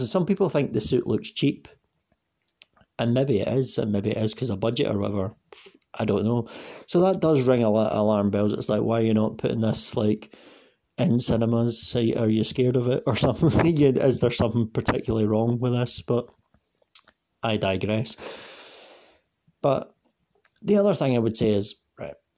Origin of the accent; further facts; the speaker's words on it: Scotland, United Kingdom; I'm I'm Scottish and I'm, i live like an hour on the bus away from Glasgow